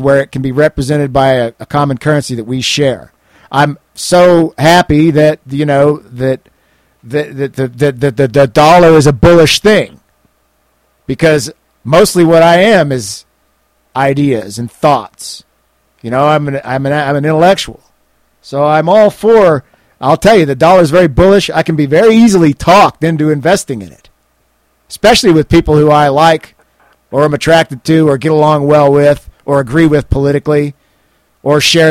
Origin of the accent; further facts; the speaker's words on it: United States; I'm an American journalist